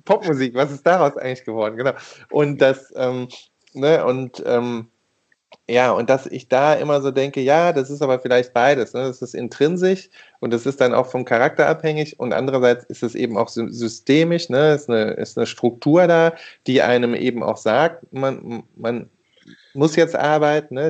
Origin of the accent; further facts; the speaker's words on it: Rhineland, Germany; da bin ich Rheinländer